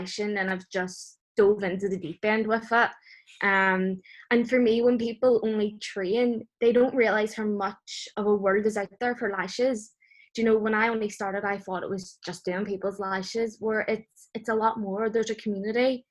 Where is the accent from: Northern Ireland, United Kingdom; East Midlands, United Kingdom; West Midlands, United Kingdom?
Northern Ireland, United Kingdom; Belfast; I'm originally from Belfast